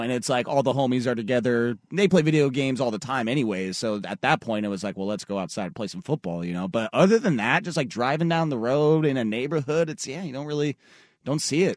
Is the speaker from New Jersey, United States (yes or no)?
no; Tualatin, Oregon, United States; I lived on a pretty solid uh, little cul-de-sac growing up in Tualatin up until eighth grade.